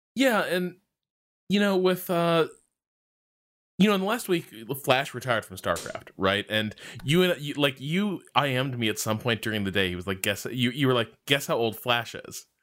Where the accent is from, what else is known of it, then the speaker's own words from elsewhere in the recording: United States; as an American esports fan